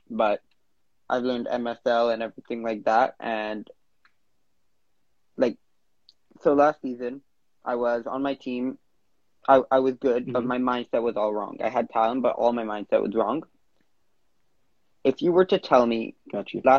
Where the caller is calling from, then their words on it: Vancouver, British Columbia, Canada; Instagram handle, … and I'm calling in from Vancouver, Canada.